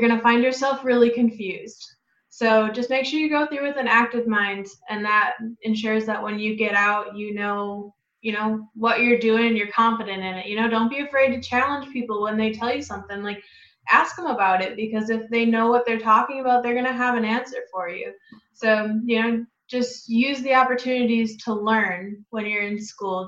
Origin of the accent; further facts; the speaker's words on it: Wisconsin, United States; moved away as an adult; also born or lived in Iowa; now in Davenport, Iowa, United States; I am originally from Wisconsin